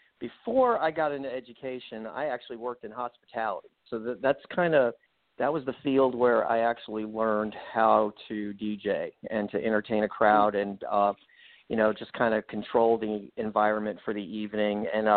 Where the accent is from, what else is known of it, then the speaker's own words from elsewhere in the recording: New York, United States; Growing up on Long Island, the Yankees were my team, the Jets.